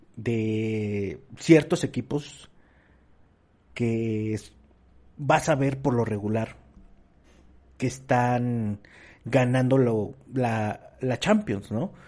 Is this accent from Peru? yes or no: no; Mexico; como mexicanos